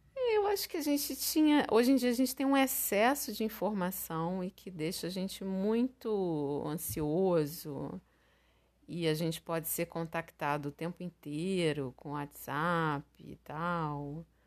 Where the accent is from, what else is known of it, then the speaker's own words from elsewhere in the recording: Rio de Janeiro, Brazil; also born or lived in Recife; aqui no Rio, quando eu voltei, já com 15 anos